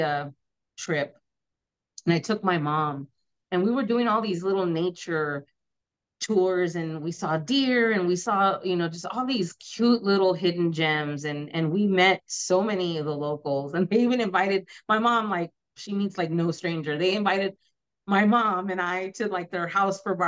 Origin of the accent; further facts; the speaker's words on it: San Antonio, Texas, United States; the hidden gems where I'm from. You know, you think San Antonio